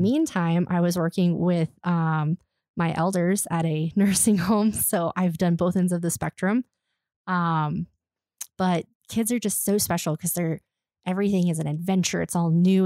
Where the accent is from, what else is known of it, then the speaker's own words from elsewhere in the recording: Colorado, United States; also born or lived in Alaska; I grew up in Colorado